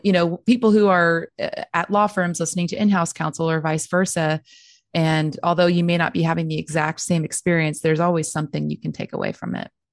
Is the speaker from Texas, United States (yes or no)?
yes; Texas, United States; I was born and raised in Texas